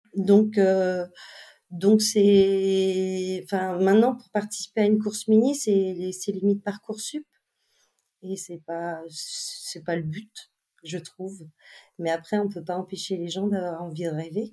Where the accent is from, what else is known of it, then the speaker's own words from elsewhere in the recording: Les Sables-d'Olonne, Pays de la Loire, France; also born or lived in Lorient; j'étais des Sables d'Olonne